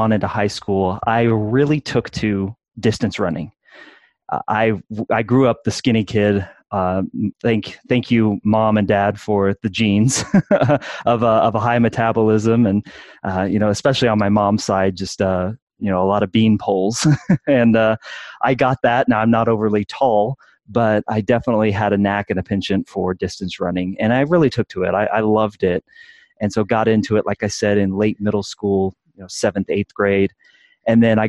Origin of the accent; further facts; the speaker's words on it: Midwest, United States; now in Colorado, United States; Born and raised in the Midwest here in the United States, now currently living in beautiful Colorado